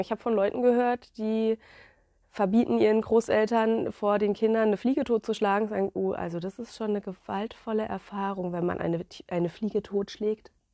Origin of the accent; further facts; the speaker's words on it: Black Forest, Baden-Württemberg, Germany; now in Western Pomerania, Germany; Ich komme aus dem Schwarzwald. Ich bin ein richtiges Schwarzwaldmädchen